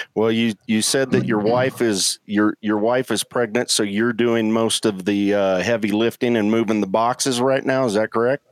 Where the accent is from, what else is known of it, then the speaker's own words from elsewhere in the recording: Colorado, United States; moved away; also born or lived in Norfolk, Virginia; I was born, I was raised in Colorado, um, and grew up hunting mule deer primarily